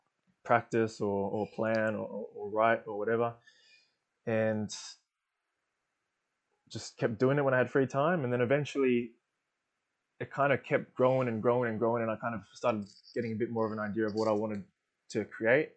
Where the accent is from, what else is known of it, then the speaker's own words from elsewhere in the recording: Melbourne, Victoria, Australia; born and raised in Melbourne